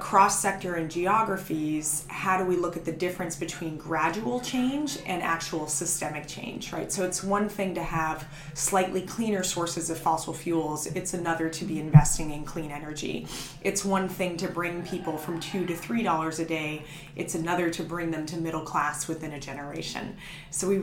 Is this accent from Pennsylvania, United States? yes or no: no; Los Angeles, California, United States; I grew up in Los Angeles